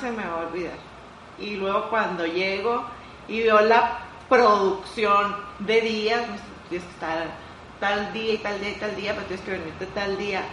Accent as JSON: {"language": "Spanish", "region": "northern Mexico", "country": "Mexico", "said": "ser mexicana de verdad, de verdad para mí es un gran orgullo"}